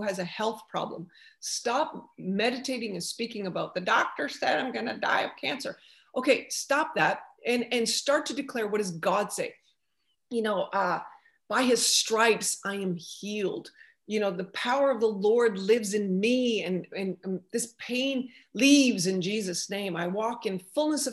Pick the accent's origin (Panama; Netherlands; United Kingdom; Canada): Canada; now in United States; being a Canadian, I'm in America now, but as a Canadian, you have to learn French.